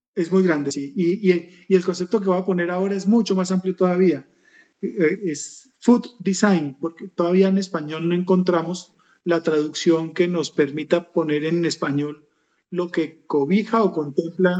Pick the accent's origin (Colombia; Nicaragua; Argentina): Colombia; soy colombiano, vivo en Bogotá